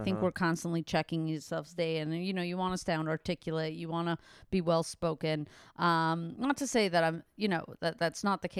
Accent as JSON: {"language": "English", "country": "Canada", "tie": "born or raised there", "said": "So it's that, but I am Canadian. I mostly grew up in Canada of my whole life."}